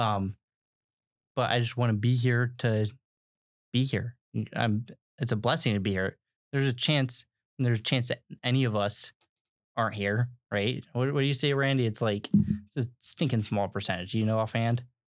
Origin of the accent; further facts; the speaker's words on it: United States; We as Americans